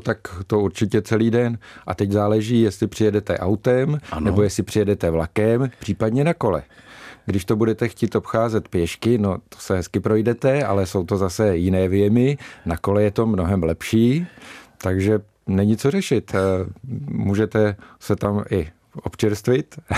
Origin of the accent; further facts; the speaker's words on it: Polabí, Central Bohemian Region, Czechia; jsem člověk eh, z Polabí